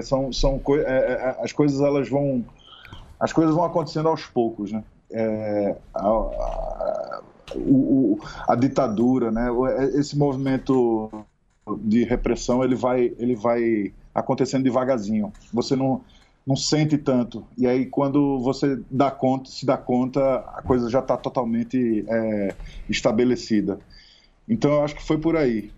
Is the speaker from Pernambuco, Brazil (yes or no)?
yes; Pernambuco, Brazil; a gente é pernambucano, tanto eu quanto Kleber.